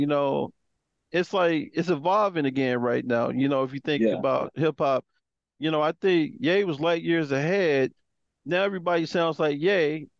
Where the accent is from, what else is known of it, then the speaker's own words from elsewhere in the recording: Chicago, Illinois, United States; I'm from the 60644.